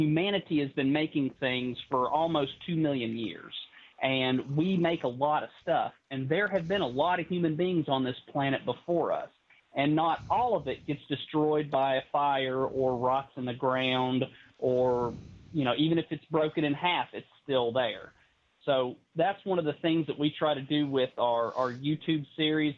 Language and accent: English; English Mountain, East Tennessee, United States; I was a kid growing up on English Mountain